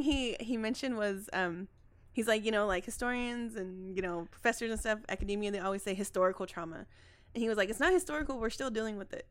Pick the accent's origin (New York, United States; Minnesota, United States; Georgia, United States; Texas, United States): Texas, United States; Dallas; I grew up in Oak Cliff